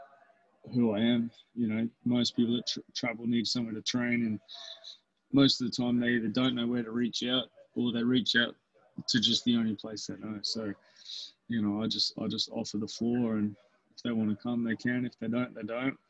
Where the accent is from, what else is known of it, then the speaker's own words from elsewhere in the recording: Albury, New South Wales, Australia; moved away; my hometown in Albury